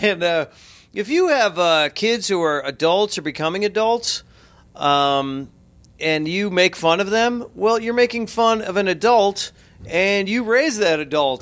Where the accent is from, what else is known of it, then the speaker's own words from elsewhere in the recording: Chicago, Illinois, United States; I grew up in Chicago